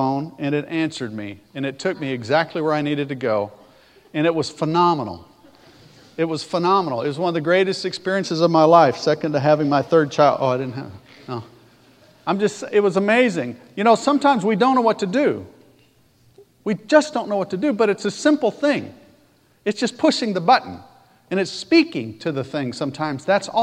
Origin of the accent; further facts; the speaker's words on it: Alabama, United States; I talk funny. Because I sound like I do and I'm from Alabama